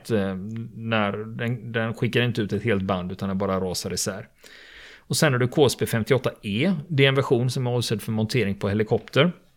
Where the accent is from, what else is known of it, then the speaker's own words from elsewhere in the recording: Sweden; vi svenskar